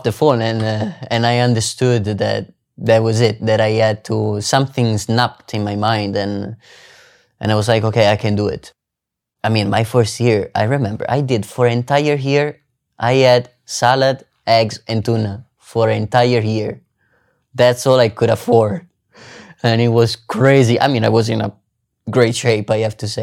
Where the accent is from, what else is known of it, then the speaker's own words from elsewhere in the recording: Italy; English is a second language; moved away as an adult; now in San Francisco, United States; my hometown, my life, my family. I mean, San Francisco is really far away from Italy.